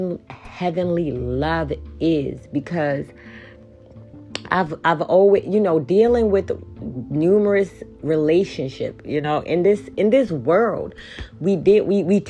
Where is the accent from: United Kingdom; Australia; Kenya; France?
Kenya; I am from Kenya